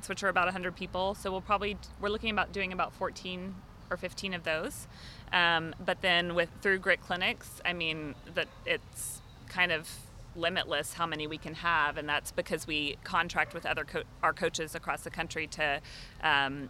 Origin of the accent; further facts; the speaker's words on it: Austin, Texas, United States; my hometown, Austin, Texas